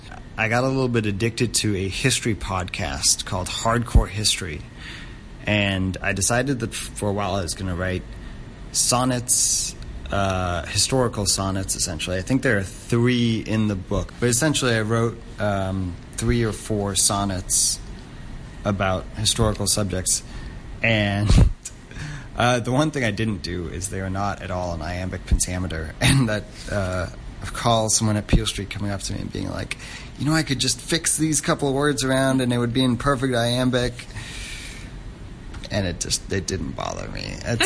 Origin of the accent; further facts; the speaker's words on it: Hong Kong; It's an interesting thing happens as a third culture kid growing up in Hong Kong, which is that you never really feel too connected to where you're from